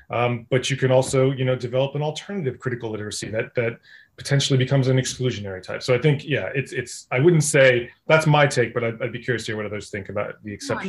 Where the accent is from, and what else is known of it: United States